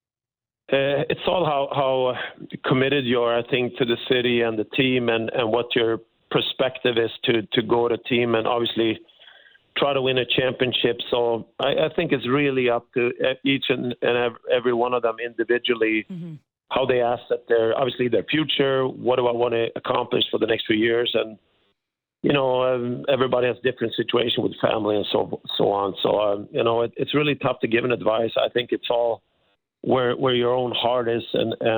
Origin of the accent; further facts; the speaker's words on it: Sweden; moved away as an adult; also born or lived in Canada; I'm born and raised in Sweden